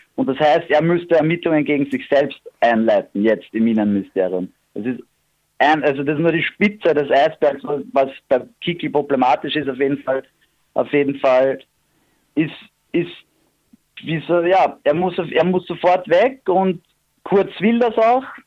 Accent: Vienna, Austria; bei uns in Wien

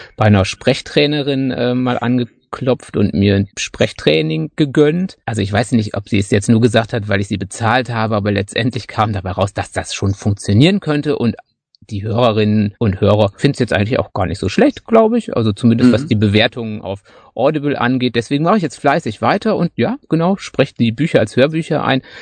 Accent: Münsterland, North Rhine-Westphalia, Germany; moved away as an adult; now in Black Forest, Germany; ich glaube wirklich so als, als Münsterländer

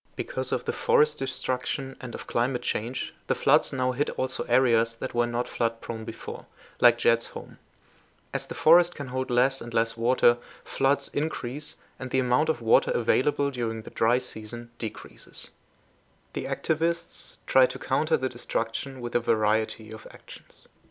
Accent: Germany; also born or lived in Philippines; I am from Germany, but used to live in the Philippines for a while.

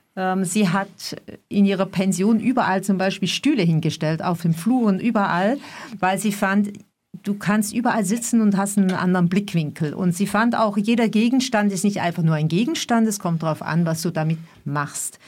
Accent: Switzerland; ich komme aus der Schweiz

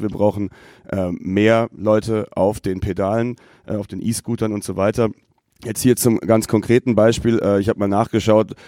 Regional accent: Freiburg, Baden-Württemberg, Germany; Ich komme ja aus Freiburg.

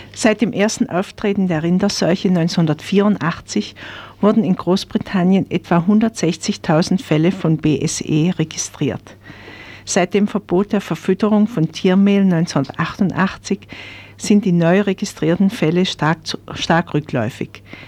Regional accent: Black Forest, Baden-Württemberg, Germany; bei uns im Schwarzwald

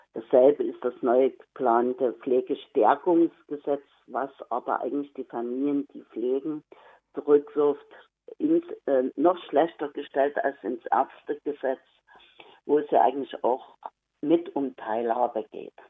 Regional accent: Saxony, Germany; ich komme aus, den, aus Pommer in Sachsen

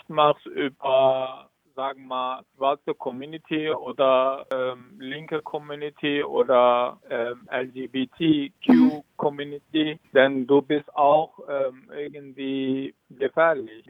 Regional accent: Turkey; German is a second language; moved away as an adult; now in Germany; In der Türkei hatte ich auch Schwierigkeiten wie hier. Mhm. Also als Kurde

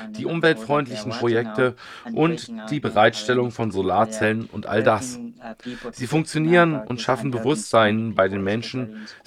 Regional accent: Pallisa, Eastern Region, Uganda; Ursprünglich komme ich nicht aus Kampala, sondern aus Palissa.

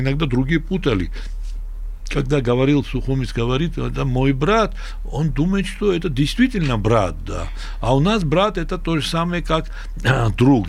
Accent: Sukhumi, Abkhazia, Georgia; now in Tbilisi, Georgia; мы увидели настоящую войну в нашем городе, где уже э, фронт проходил, известная река Гумиста

